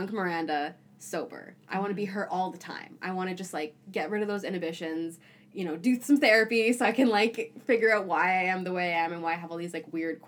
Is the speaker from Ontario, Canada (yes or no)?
yes; Toronto, Ontario, Canada; moved away as an adult; now in Vancouver, Canada; I grew up in Toronto